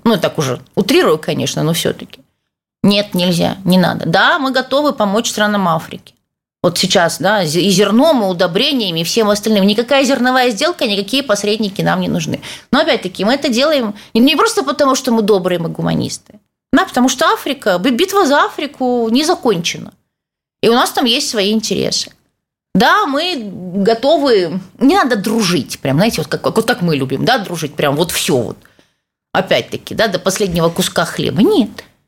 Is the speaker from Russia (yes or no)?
no; Odesa, Odesa Oblast, Ukraine; я одесситка